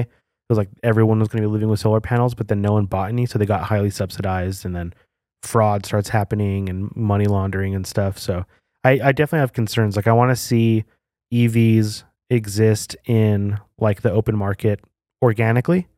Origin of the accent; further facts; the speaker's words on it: New Mexico, United States; I feel like growing up in New Mexico